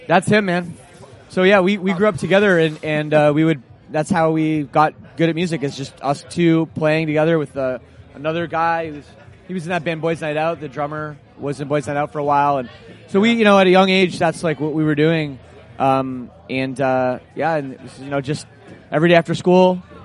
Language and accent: English; Oakville, Ontario, Canada; my hometown of Oakville, Ontario, suburb of Toronto